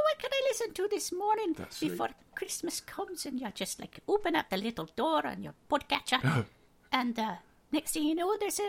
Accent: Falkirk, Scotland, United Kingdom; now in Toronto, Canada; I'm from Falkirk in Scotland, and so is Charlie.

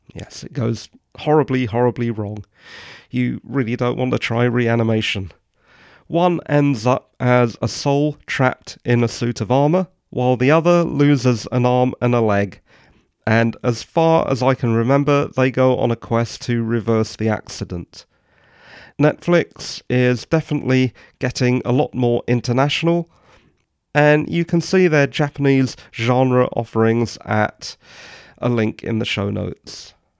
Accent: England, United Kingdom; I'm English

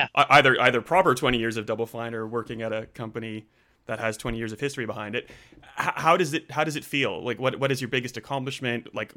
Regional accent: Canada; now in Australia; I am definitely in Australia. I'm a Canadian. I've been here for like 20 years, so I don't sound Canadian.

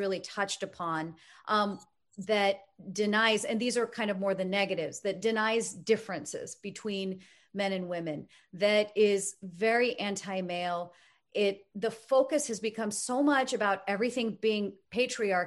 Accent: United States; being an American born and raised in the United States

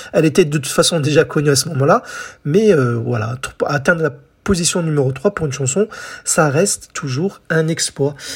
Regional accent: France; chez nous en France

